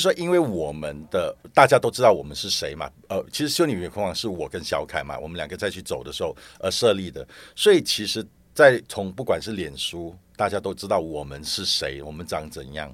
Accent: Malaysia; also born or lived in Singapore; now in Taiwan; 我不是台湾人。对。好，我是马来西亚人。但是在搬来移，移，因为搬来台湾之前，我是在新加坡大概有三十年了。嗯。所以我搬来台湾最近是最近八年的时间

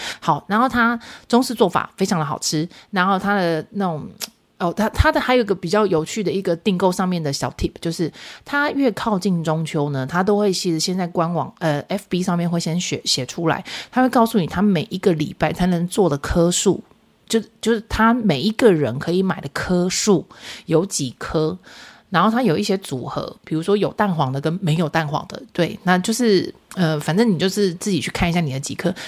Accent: central and southern Taiwan, Taiwan; 就是中南部人的那种，不好意思啊，我们中南部人骄傲就是给你假包霸啦哈

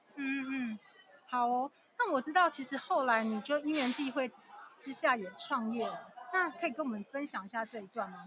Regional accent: southern Taiwan, Taiwan; 我们都是南部人

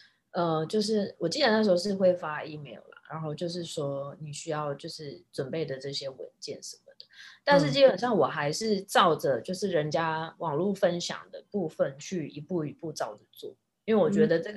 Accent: Taiwan; now in United States; 尤其你我们像我们台湾人的身份，因为台美的外交关系还不错，

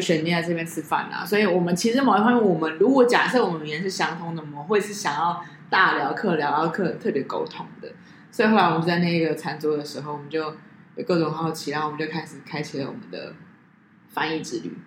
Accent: Taiwan; 你知道我们台湾人很喜欢日本人吗

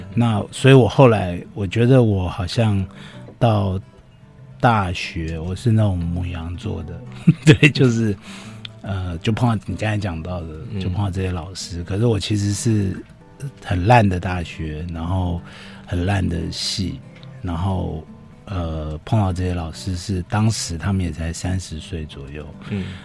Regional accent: Yonghe, New Taipei, Taiwan; 我是在永和长大

